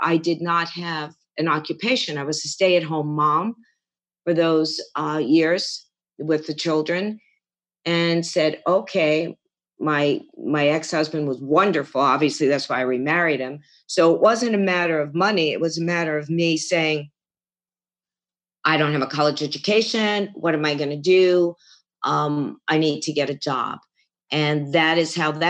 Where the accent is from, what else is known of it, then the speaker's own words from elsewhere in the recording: Garden City, New York, United States; moved away as an adult; also born or lived in Queens, New York / Lake Mahopac, New York; now in Phoenix, United States; I was born in Queens, New York, Whitestone, and then moved to Long Island, Garden City. And then from there, I pretty much stayed in Nassau County